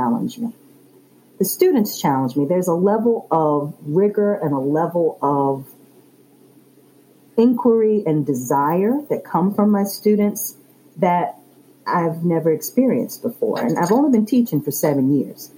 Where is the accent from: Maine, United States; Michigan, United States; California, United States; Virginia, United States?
Virginia, United States; Chesterfield County; I was born and raised in Chesterfield. I still live in Chesterfield